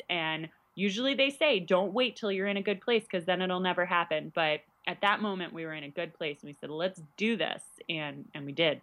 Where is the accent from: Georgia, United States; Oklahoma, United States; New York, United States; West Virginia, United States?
New York, United States; moved away as an adult; also born or lived in Illinois; now in Central Illinois, United States; I'm originally from New York